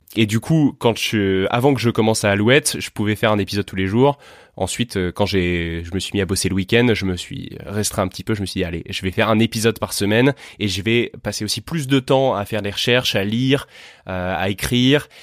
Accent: Tours, Centre-Val de Loire, France; also born or lived in Paris; now in Vendée, France; je suis né à Tours.

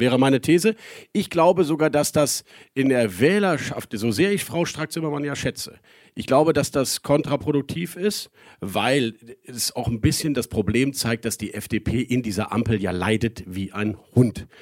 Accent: Rhineland, Germany; für uns Rheinländer

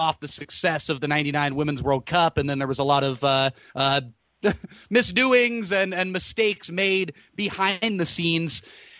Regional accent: San Jose, California, United States; growing up in the Bay Area for me and in the San Jose area

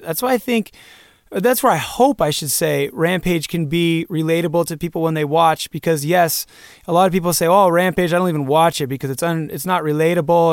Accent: Santa Cruz, California, United States; moved away as an adult; now in Bend, United States; we grew up in Santa Cruz, California

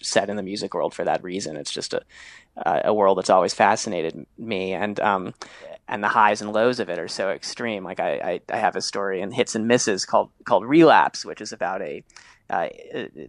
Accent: New York City, New York, United States; I grew up in New York City

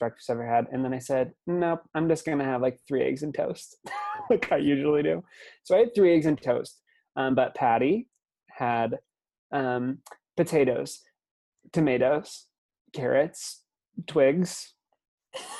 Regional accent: Lincoln, Nebraska, United States; born and raised in Lincoln, this little liberal bubble in the middle of Nebraska

